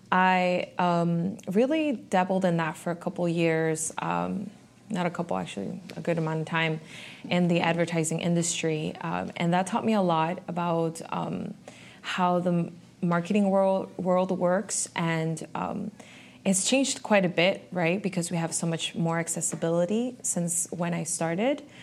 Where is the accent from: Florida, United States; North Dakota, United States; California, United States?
Florida, United States; Miami; I'm honestly from a lot of different places, but I feel very confident now in saying that I am from Miami.